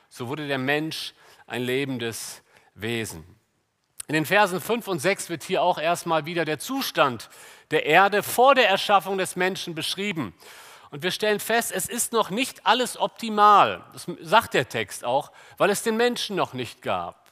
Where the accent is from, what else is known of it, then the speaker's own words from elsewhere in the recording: Germany; wir als Deutsche